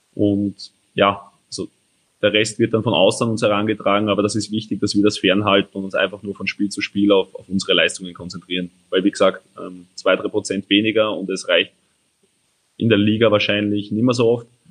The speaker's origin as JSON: {"language": "German", "area": "Steinfeld", "region": "Lower Austria", "country": "Austria", "said": "Steinfeld bei mir daheim"}